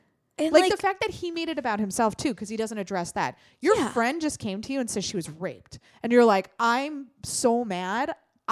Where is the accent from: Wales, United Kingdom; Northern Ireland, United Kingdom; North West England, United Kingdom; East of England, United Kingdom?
Northern Ireland, United Kingdom; I come from a society. I grew up in Northern Ireland in the Troubles.